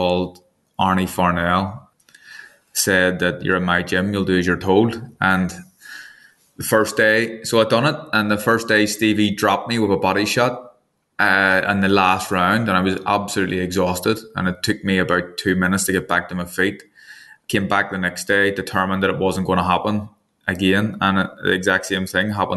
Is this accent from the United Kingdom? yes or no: yes; Northern Ireland, United Kingdom; I'm from Northern Ireland and I'm also a Protestant as well